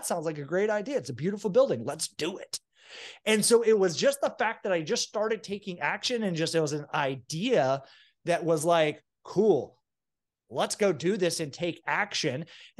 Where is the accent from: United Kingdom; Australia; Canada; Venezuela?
Venezuela; now in United States; I grew up in a socialist, like we were starving to death country of Venezuela, and we escaped with nothing.